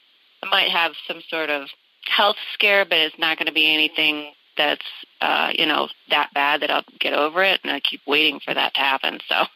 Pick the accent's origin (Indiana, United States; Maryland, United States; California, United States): California, United States; San Diego; I'm from San Diego.